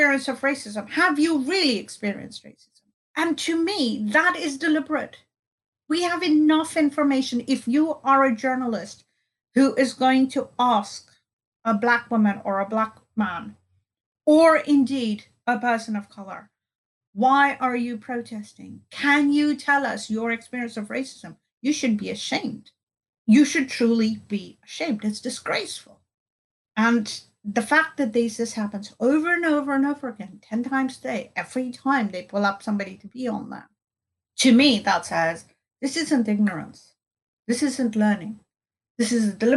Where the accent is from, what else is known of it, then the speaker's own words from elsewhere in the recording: India; I grew up in India